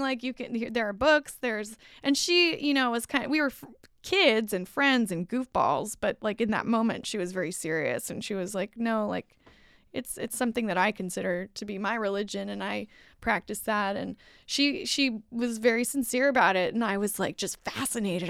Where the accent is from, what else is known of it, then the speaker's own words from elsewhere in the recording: United States; I'm American